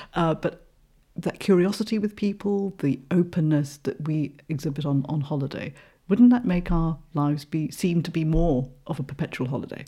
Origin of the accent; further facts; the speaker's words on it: Malaysia; now in United Kingdom; I'm originally from Malaysia